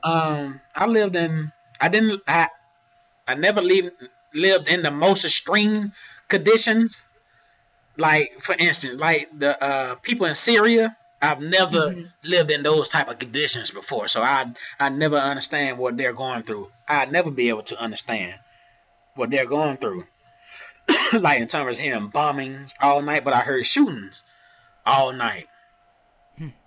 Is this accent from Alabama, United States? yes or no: no; Augusta, Georgia, United States; I'm from Augusta, Georgia. My family is from Augusta, Georgia